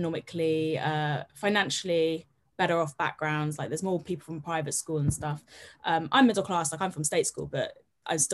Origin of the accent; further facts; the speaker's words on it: Herefordshire, West Midlands, United Kingdom; I'm from the middle of the countryside. I'm from Herefordshire